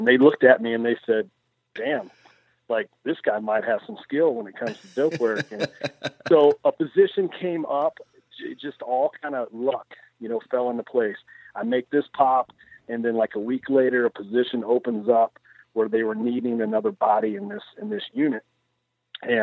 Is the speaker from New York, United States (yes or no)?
no; Central Kentucky, United States; moved away as an adult; now in Farmington, Iowa, United States; I grew up in Central Kentucky, very rural area.